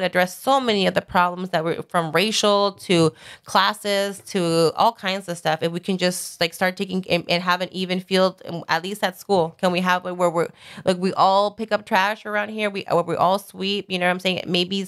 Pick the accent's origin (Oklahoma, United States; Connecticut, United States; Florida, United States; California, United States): California, United States; Sun Valley; I grew up in Sun Valley